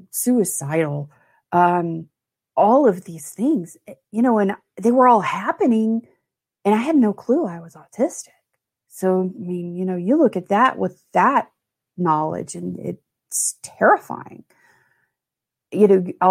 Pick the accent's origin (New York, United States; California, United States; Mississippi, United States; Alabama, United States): Alabama, United States; Mobile; I grew up in Mobile, Alabama